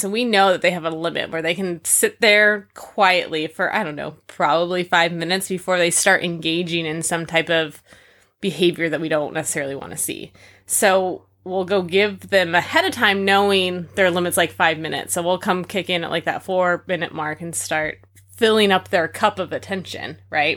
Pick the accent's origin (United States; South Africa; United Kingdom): United States; California; moved away; I grew up in California, twenty minutes from Disneyland